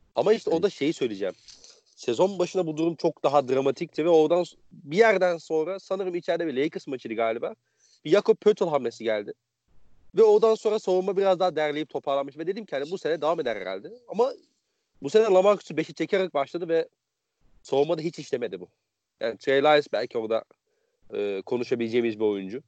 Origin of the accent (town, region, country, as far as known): Konya, Turkey